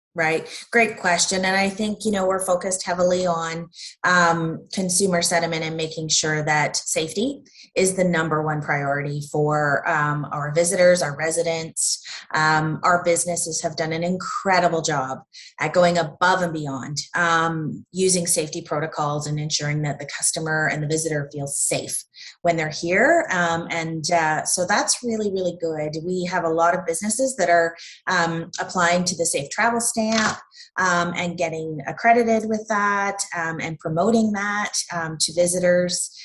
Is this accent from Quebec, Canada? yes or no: no; Havelock, Ontario, Canada; I'm from Havelock, which is in Peterborough County